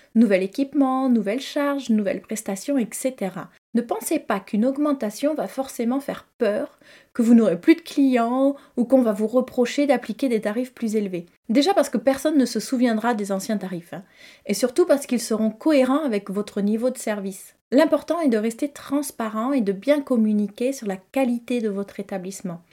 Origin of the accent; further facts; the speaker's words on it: Toulouse, Occitania, France; also born or lived in Cahors, Lot; j'ai grandi à Toulouse